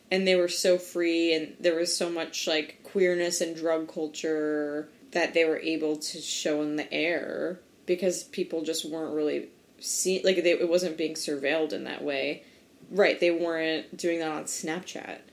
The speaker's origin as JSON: {"language": "English", "region": "New Jersey", "country": "United States", "tie": "born or raised there", "also_born_or_lived": "Kansas City", "said": "I grew up in New Jersey"}